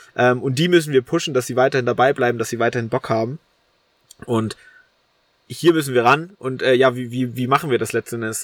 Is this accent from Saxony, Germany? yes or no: yes; Holzau, Saxony, Germany; accent: Ossi; now in Dresden, Germany; ich bin zu meiner Oma gelaufen, also in meinen in mein Heimatort